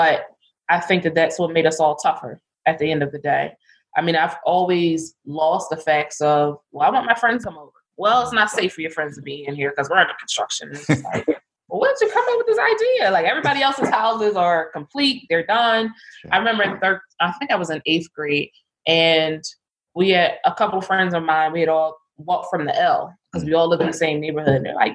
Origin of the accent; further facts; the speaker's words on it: Philadelphia, Pennsylvania, United States; I am from Philadelphia, West Philadelphia. Grew up there.